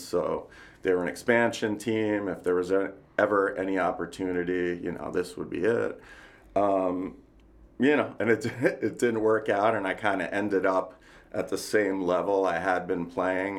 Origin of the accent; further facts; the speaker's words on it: New Jersey, United States; moved away; also born or lived in New York; I was born in New York, grew up in New Jersey, uh, bridge and tunnel crowd